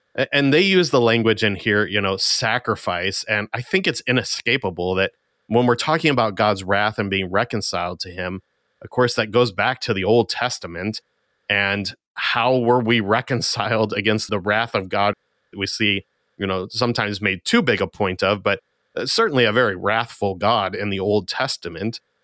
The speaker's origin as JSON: {"language": "English", "country": "United States", "said": "as American Christians"}